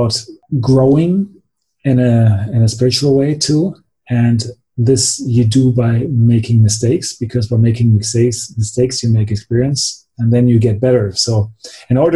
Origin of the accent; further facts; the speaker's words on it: Germany; also born or lived in United States; I'm from Germany, but I went to high school for 1 year in the United States